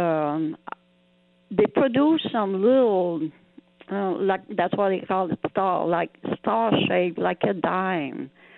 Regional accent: Quebec, Canada; accent: French-Canadian; first language French; English is a second language; moved away as an adult; now in Georgia, United States; in Canada, there's only one province, which is Quebec, that we still kept our born speaking French

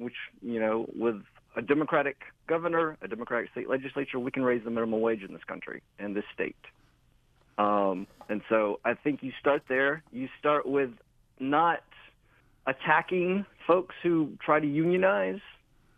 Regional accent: Gwinnett County, Georgia, United States; now in Athens, United States; I'm from Gwinnett County

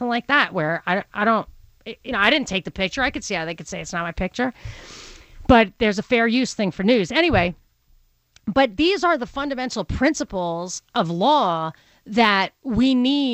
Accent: New York City, New York, United States; accent: Brooklyn; my Brooklyn accent

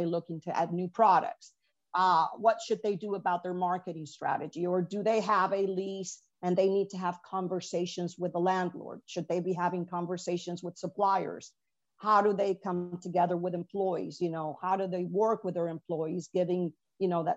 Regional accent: Venezuela; moved away; I'm an immigrant from Venezuela

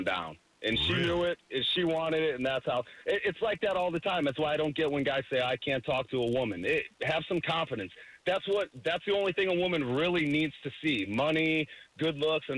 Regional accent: north outside of Cleveland, Ohio, United States; I grew up north outside of Cleveland

